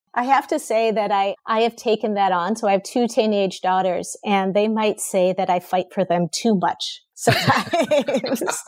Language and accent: English; Minnesota, United States; I grew up in Minnesota